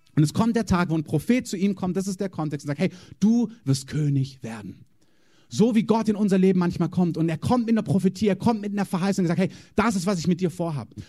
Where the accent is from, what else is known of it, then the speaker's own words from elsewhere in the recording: Germany; als Deutscher